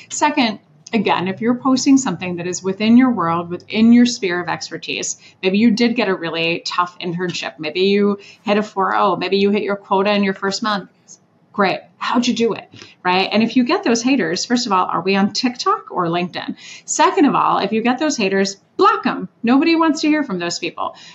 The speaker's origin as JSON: {"language": "English", "town": "Orlando", "region": "Florida", "country": "United States", "tie": "born or raised there", "also_born_or_lived": "Switzerland / Washington, D.C.", "said": "I was a 90s kid and I lived in Orlando. So I was born in Switzerland and then moved to DC and then Orlando after that."}